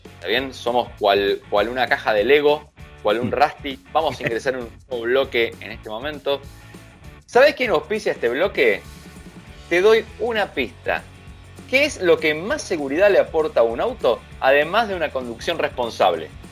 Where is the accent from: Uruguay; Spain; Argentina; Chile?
Argentina